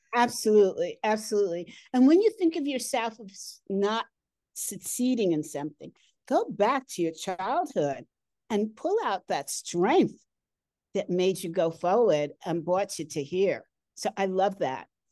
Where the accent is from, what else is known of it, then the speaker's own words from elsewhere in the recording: United States; moved away as an adult; now in Colorado, United States; I'm from New York, New Jersey